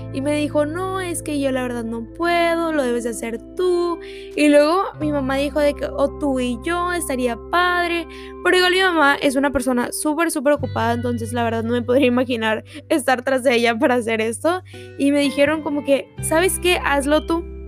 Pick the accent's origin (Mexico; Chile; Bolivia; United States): United States; Texas; yo soy de aquí de Texas